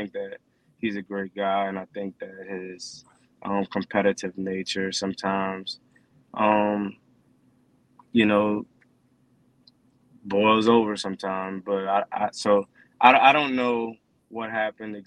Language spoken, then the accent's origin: English; New Orleans area, Louisiana, United States; moved away; my hometown